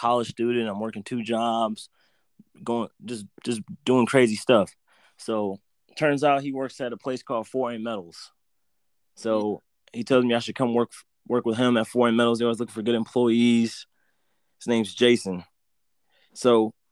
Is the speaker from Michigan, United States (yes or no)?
no; Fort Wayne, Indiana, United States; I'm from Fort Wayne, Indiana, kind of southeast side. I went to Adams a little bit, switched over to Bunch, Tolls, elementary